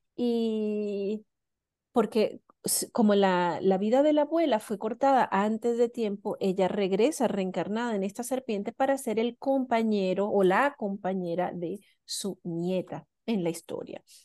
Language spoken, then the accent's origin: Spanish; Venezuela; moved away as an adult; now in New Zealand; yo crecí en Venezuela